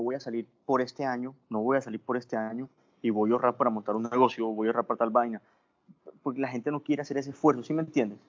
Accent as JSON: {"language": "Spanish", "area": "Colombian Caribbean coast", "region": "Caribbean Region", "country": "Colombia", "also_born_or_lived": "Bogotá", "moved": "as an adult", "said": "yo no soy venezolano, soy costeño"}